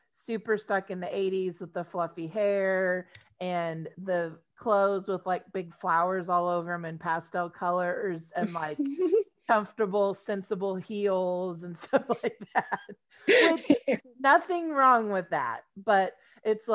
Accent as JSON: {"language": "English", "region": "Texas", "country": "United States", "said": "we're from Texas"}